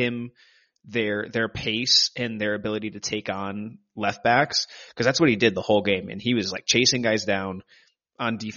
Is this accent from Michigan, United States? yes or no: yes; Michigan, United States; moved away; also born or lived in Detroit / Albuquerque; my hometown, at a place where I've been on campus since I was like a baby